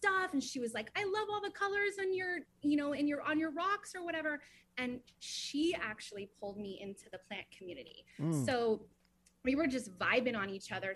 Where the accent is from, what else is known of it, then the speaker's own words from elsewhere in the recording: Ventura County, California, United States; moved away as an adult; now in North Hollywood, United States; I grew up actually in Ventura County